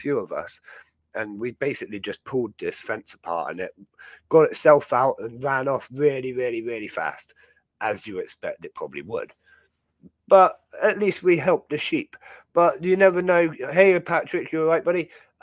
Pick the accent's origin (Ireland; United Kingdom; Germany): United Kingdom; Dartmoor, South West England; growing up on Dartmoor